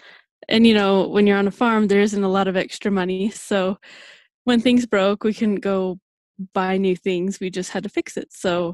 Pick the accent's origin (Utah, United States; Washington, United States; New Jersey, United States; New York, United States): Utah, United States; I grew up on a farm in central Utah.